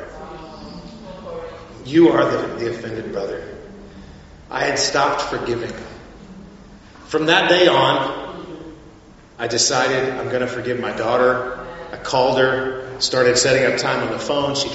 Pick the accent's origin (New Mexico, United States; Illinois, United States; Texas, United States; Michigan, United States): Texas, United States; South; my hometown at one time in South Texas